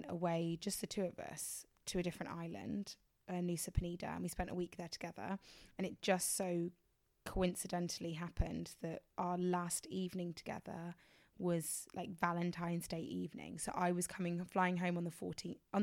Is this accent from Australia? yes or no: no; England, United Kingdom; I'm from England